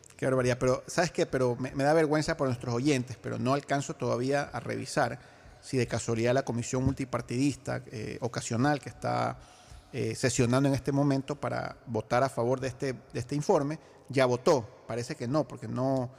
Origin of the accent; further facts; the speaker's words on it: Ecuador; como ecuatoriano, y como ciudadano de este país